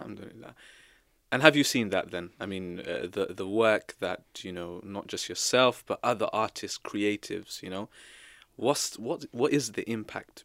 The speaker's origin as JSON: {"language": "English", "region": "England", "country": "United Kingdom", "said": "we here as people i, in Britain, as English people"}